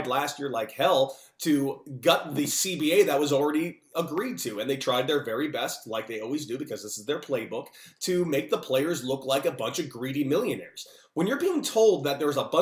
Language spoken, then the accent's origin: English; Los Angeles, California, United States; I grew up in Los Angeles, California